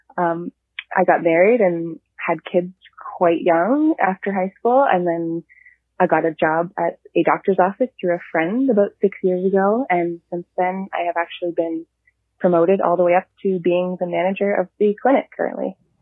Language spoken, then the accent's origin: English; Toronto, Ontario, Canada; I'm from Toronto area.